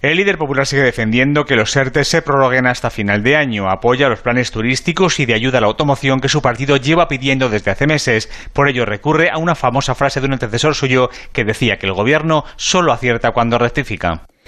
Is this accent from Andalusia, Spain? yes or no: yes; Andalusia, Spain; uno como andaluz